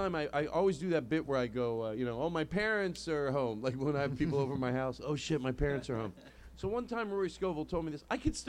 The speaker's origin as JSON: {"language": "English", "town": "Philadelphia", "region": "Pennsylvania", "country": "United States", "tie": "born or raised there", "said": "Anyway, so I grew up in Philadelphia."}